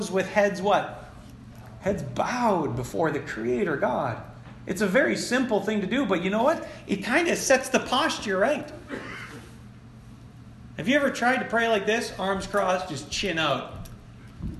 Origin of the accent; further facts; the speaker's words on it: Florence, United States; my hometown across the river in Florence